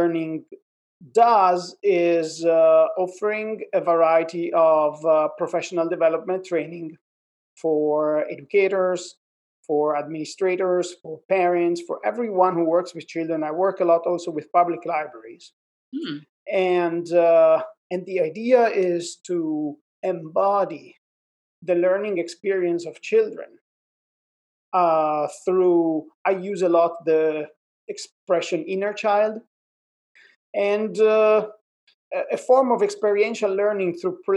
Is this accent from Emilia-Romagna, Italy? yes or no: no; Milan, Lombardy, Italy; also born or lived in Queens, New York; now in New York, United States; I'm originally from Milan, Italy, and I am based in Queens, New York.